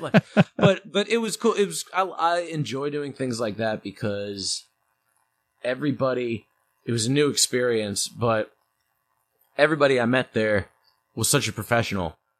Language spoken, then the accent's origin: English; St. Louis, Missouri, United States; also born or lived in New York; when I was a kid, we moved from New York to Saint Louis